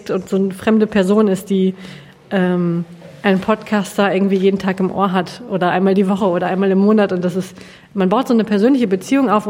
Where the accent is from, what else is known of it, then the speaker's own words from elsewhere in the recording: Hamm, North Rhine-Westphalia, Germany; born there; now in Bielefeld, Germany; ich bin gebürtig aus dem Ruhrgebiet, aus dem Rand, nämlich aus Hamm und wohne jetzt in Bielefeld und will da auch nicht mehr weg.